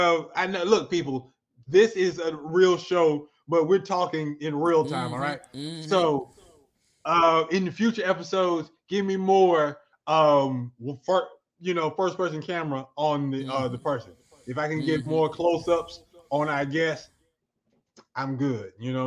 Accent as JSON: {"language": "English", "region": "Oklahoma", "country": "United States", "said": "I'm from Oklahoma."}